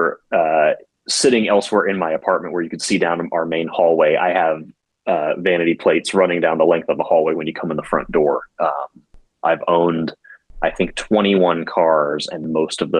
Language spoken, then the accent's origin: English; Virginia, United States; moved away as an adult; now in Washington, DC, United States; I grew up and lived in Virginia until last September